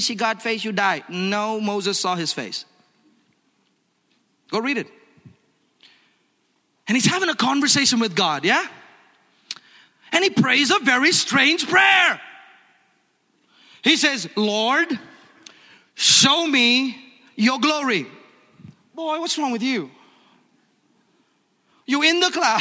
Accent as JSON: {"language": "English", "town": "Hyderabad", "region": "Telangana", "country": "India", "tie": "born or raised there", "said": "We grew up together in Hyderabad, India."}